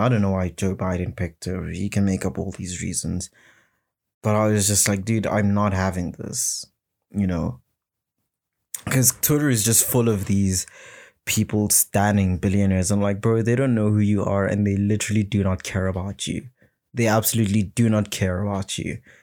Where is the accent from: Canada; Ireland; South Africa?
South Africa; my people being South African people and the African people